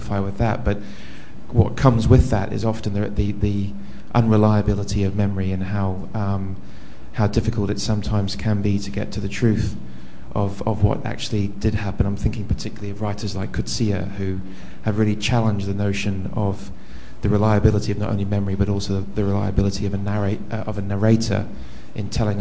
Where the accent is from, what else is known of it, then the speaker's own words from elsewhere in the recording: New Zealand; also born or lived in Germany; now in London, United Kingdom; I'm originally from New Zealand